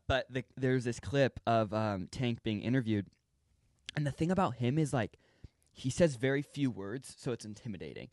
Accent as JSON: {"language": "English", "region": "California", "country": "United States", "tie": "born or raised there", "said": "growing up in California"}